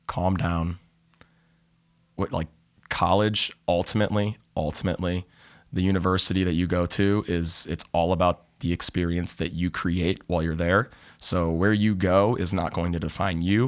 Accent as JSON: {"language": "English", "town": "Cleveland", "region": "Ohio", "country": "United States", "moved": "as an adult", "lives_now": "Southern California, United States", "said": "I'm originally from Cleveland, Ohio"}